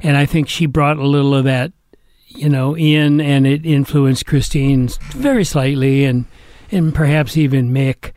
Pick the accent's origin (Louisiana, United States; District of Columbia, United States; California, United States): California, United States; Atherton; I was brought up in Northern California